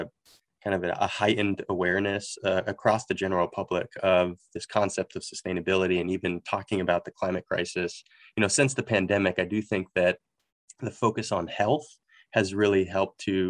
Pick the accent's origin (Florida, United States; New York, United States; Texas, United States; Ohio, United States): Florida, United States; Miami; moved away as an adult; now in Orlando, United States; I'm a second generation Cuban American, born and raised in Miami, Florida